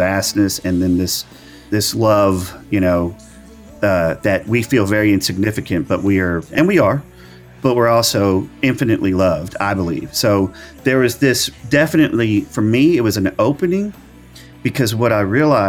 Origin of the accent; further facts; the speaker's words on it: Arkansas, United States; also born or lived in El Dorado, Arkansas / Hot Springs, Arkansas; the little small churches that I grew up in Arkansas